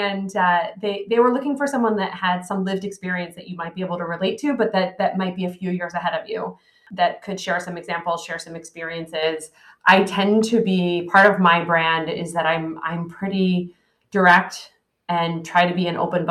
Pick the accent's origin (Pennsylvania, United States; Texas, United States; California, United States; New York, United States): Pennsylvania, United States; Philadelphia; I'm from Philadelphia